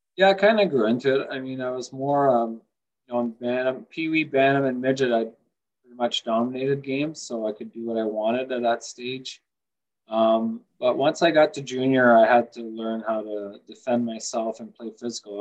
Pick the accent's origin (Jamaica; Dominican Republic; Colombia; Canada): Canada; Sault Ste. Marie, Ontario; also born or lived in Mont-Laurier, Quebec; I was born outside of Montreal in Mont Laurier, Quebec, but grew up in um, in Sault Ste. Marie